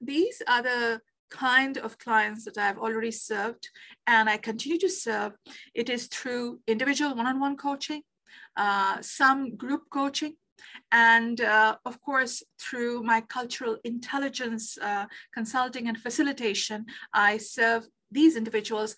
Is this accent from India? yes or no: yes; Kolkata, West Bengal, India; moved away as an adult; also born or lived in Netherlands; now in Canada; when I was growing up in Calcutta, India